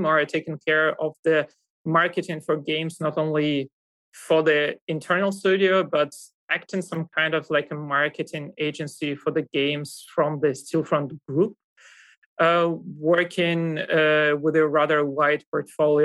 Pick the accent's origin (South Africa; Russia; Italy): Russia; moved away as an adult; now in Germany